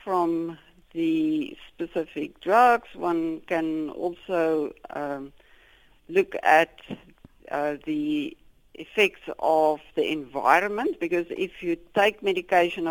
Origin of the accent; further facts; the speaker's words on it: South Africa; as South African Africans scientists